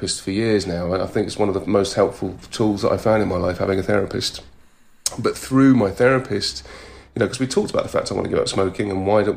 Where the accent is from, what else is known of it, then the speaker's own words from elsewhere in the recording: United Kingdom; being British and culturally being British